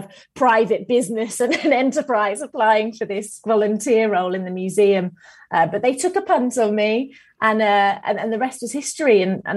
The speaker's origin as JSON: {"language": "English", "area": "Buckinghamshire", "region": "South East England", "country": "United Kingdom", "moved": "yes", "lives_now": "Birmingham, United Kingdom", "said": "Down south. Yeah, Buckinghamshire. So not far from London, really."}